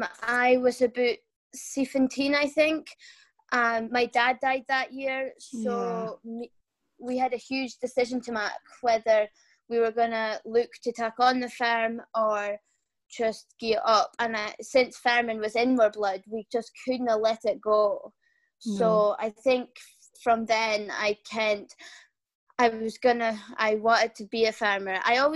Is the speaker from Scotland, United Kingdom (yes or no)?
yes; Scotland, United Kingdom; from Bigton Farm on Shetland. We have about 90 cows, 500 sheep, and grow 60 acres of barley. Our farm is situated near St Ninian's Isle, the lovely, beautiful Tombolo that we have on Shetland.